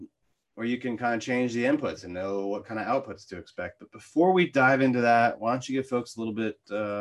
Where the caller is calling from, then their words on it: Deerfield, Florida, United States; I'm in Deerfield, Florida.